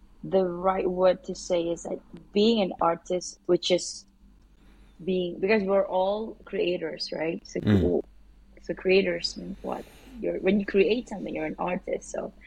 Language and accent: English; Malaysia; I'm originally Malaysian, but by blood I am Filipino.